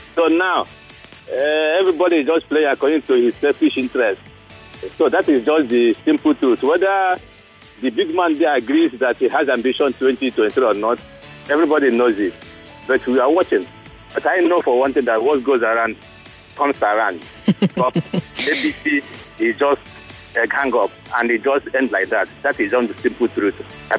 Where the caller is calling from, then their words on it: Lagos, Nigeria; I'm calling from Lagos.